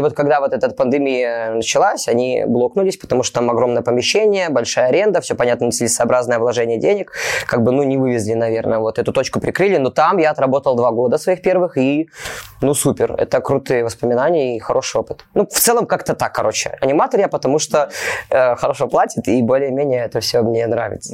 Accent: Mogilev, Mogilev Region, Belarus; moved away as an adult; now in Moscow, Russia; я вообще не местный, я не с Москвы, я даже не из какого-то там другого российского города, я с Беларуси. Я с города Могилева.

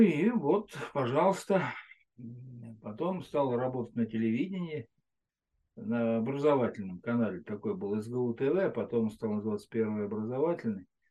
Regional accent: Moscow Oblast, Russia; я из Подмосковья

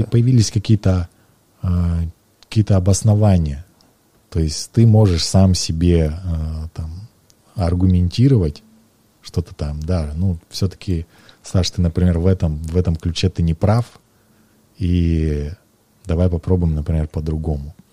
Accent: Krasnoyarsk, Krasnoyarsk Krai, Russia; Здесь, в Красноярске

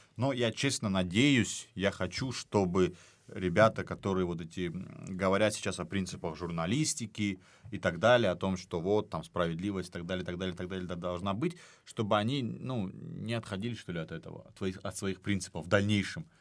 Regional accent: Dagestan, Russia; я дагестанец

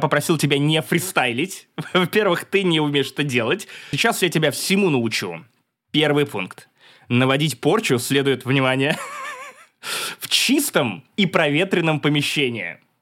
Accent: Perm, Perm Krai, Russia; пермяк в третьем поколении

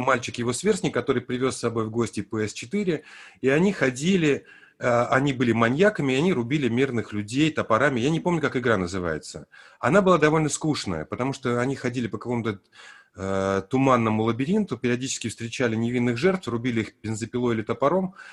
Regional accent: Armenia; я родился в Армении, при том, что я русский мальчик, но я учился в армянском детском саду

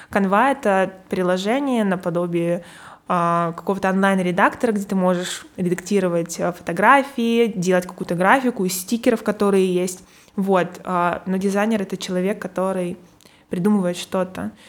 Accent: Perm, Perm Krai, Russia; moved away as an adult; now in Moscow, Russia; Из Перми.

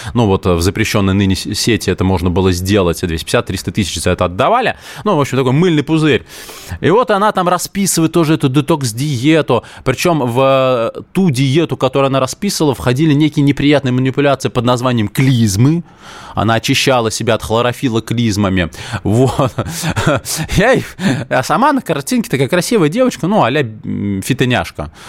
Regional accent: Moscow, Russia; я коренной москвич

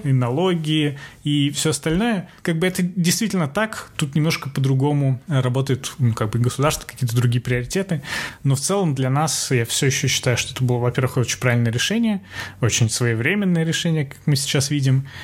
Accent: Russia; moved away as an adult; now in New York, United States

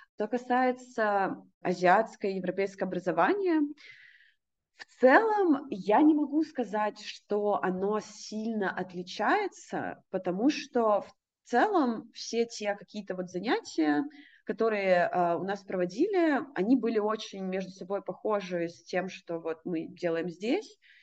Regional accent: Russia; moved away; я из России

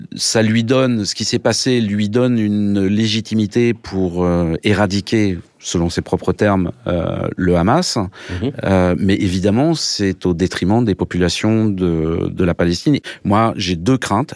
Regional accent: France; now in Russia; je suis français

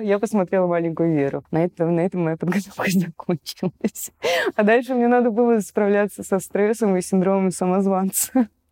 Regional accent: Saint Petersburg, Russia; мы же все из Питера

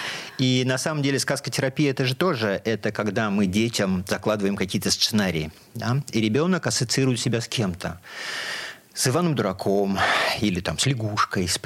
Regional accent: Bashkortostan, Russia; moved away as an adult; also born or lived in Ufa; now in Saint Petersburg, Russia; То есть я родился в Башкирии, учился в Уфе, а потом 40 лет назад переехал в город Ленинград.

